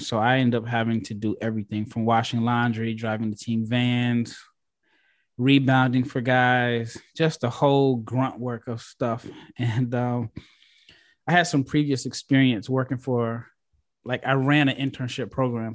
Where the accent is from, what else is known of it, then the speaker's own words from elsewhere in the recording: United States; I'm this American guy